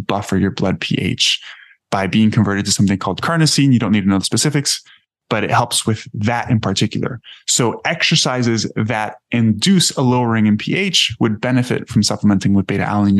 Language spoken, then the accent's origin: English; Miami, Florida, United States; I grew up in Miami